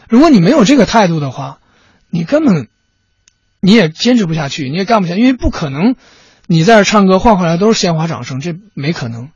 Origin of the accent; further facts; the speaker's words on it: Changchun, Jilin, China; 我们都是长春的